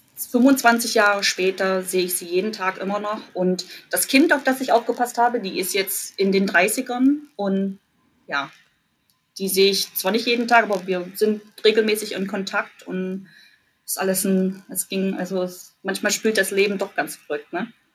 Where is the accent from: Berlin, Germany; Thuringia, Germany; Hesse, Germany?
Thuringia, Germany; Jena; moved away as an adult; also born or lived in Mülheim an der Ruhr, Germany; now in Cleveland, United States; ich komme aus Jena in Thüringen